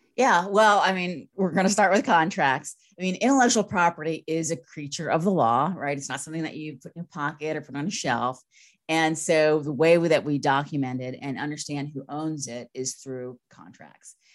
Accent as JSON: {"language": "English", "region": "Northern Virginia", "country": "United States", "tie": "born or raised there", "also_born_or_lived": "San Francisco / Los Angeles", "moved": "as an adult", "said": "I'm from Virginia. I grew up in Northern Virginia"}